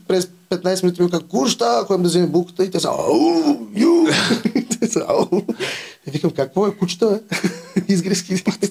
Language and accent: Bulgarian; Vratsa, Vratsa Province, Bulgaria; Аз съм от Враца, има, майка ми от Враца има голяма рода